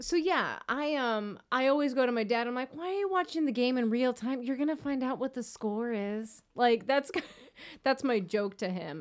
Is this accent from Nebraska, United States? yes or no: no; Chicago South suburbs, Illinois, United States; I grew up in the South suburbs